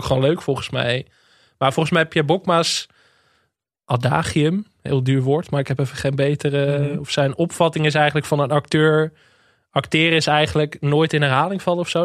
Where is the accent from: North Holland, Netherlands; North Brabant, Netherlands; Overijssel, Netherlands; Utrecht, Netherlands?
North Holland, Netherlands; Enkhuizen; born or raised there